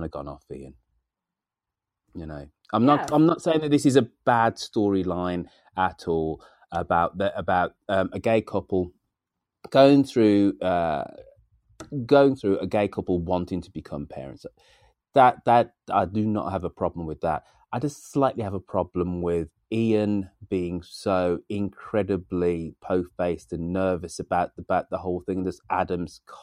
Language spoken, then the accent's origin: English; England, United Kingdom; me being English